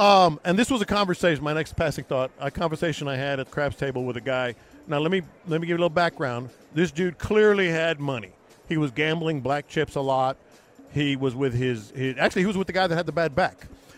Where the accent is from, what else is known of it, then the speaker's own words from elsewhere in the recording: Houston, Texas, United States; When I told him I was from Houston